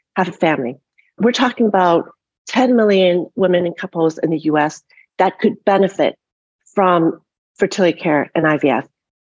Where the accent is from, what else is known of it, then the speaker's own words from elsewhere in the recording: Canada; moved away; also born or lived in Toronto, Canada / Montreal, Canada; I grew up in Canada in a different kind of socialized system and went to University of Toronto for my medical education